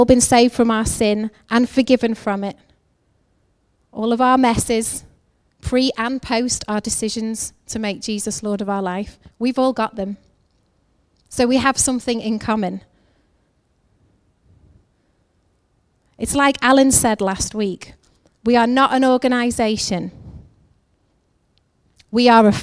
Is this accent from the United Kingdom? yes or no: yes; England, United Kingdom; I'm from England.